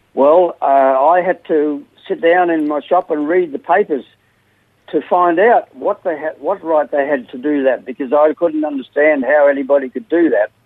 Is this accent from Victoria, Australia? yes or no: yes; Melbourne, Victoria, Australia; moved away; also born or lived in West Gippsland / South Australia; Melbourne, and uh, we lived in a few places after that uh, West Gippsland, and then, then we came to South Australia